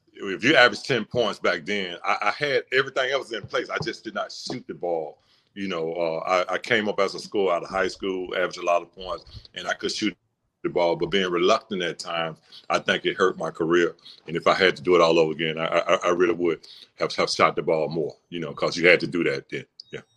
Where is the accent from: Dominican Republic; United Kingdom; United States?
United States; Birmingham, Alabama; I'm from Birmingham, of course, uh, you know that, but uh, I grew up, uh, my address was 1319 17th Street North